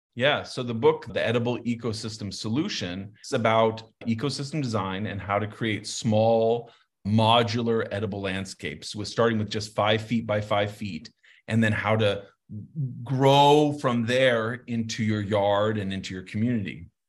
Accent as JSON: {"language": "English", "town": "Santa Fe", "region": "New Mexico", "country": "United States", "tie": "born or raised there", "moved": "yes", "said": "I grew up in Santa Fe"}